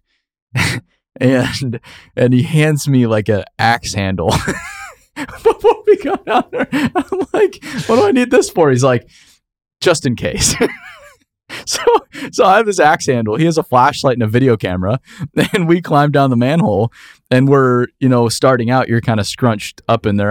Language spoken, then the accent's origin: English; Phoenix, Arizona, United States; growing up in Phoenix, Arizona